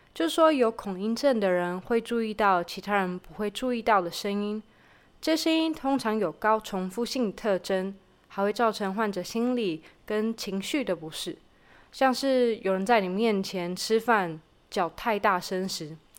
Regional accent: Taiwan; moved away as an adult; now in Israel; 我在二十出头的时候选择从四面环海的台湾飞到了四面环敌的以色列当志工

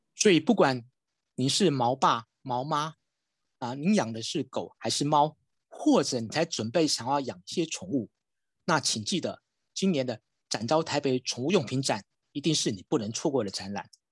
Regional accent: Taiwan; 我们身为一个台湾人，特别在台北哦

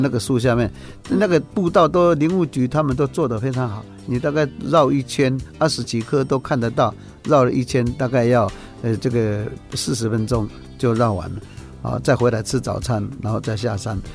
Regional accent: Fuxing Township, Taoyuan, Taiwan; 那现在我们复兴乡也是一样，我们现在有一个历史文化馆

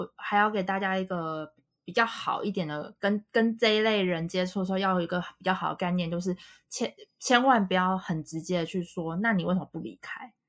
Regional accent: Taiwan; 我说：“我们是台湾人。”因为因为他们在西北地区，本来台湾人就很少。

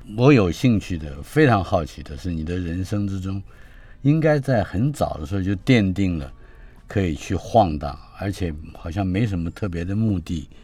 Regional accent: Taipei, Taiwan; 我住在等于是出生就是在南京东路三段

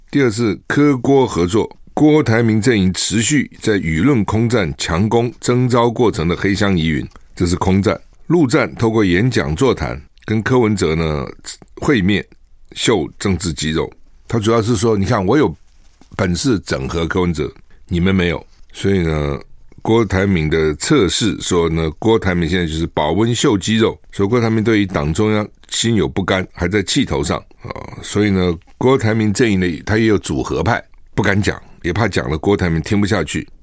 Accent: Taiwan; 我们台湾人

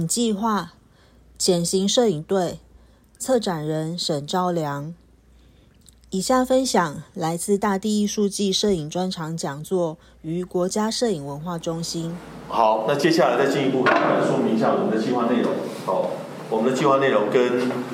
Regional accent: Tainan, Taiwan; moved away as an adult; also born or lived in Northern Taiwan; 作为一个北漂的台南人哦，就是我本身是在台南长大

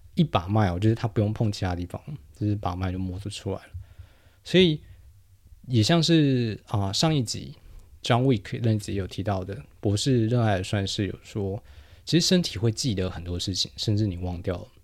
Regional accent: New Taipei, Taiwan; now in Taipei, Taiwan; 因为我是新北长大的，所以 虽然我现在长期居住在台北啊

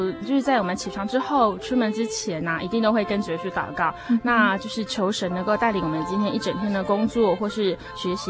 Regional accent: Hualien, Hualien County, Taiwan; 其实我是来自于花莲，我是花莲人。

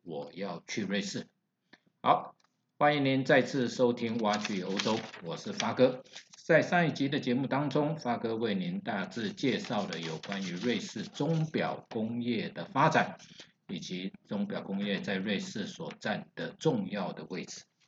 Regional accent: Taiwan; 我们台湾人一般把它叫做罗雷

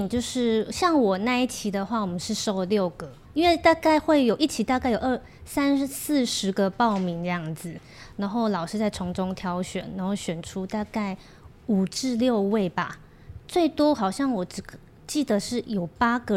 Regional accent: Kaohsiung, Taiwan; also born or lived in South Korea; 因为我是高雄人的，

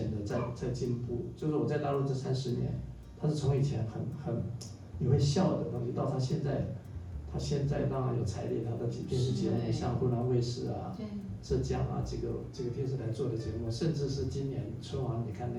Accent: eastern Taiwan, Taiwan; also born or lived in mainland China; now in China; 那我是在在东部出生的嘛，所以我就回来，

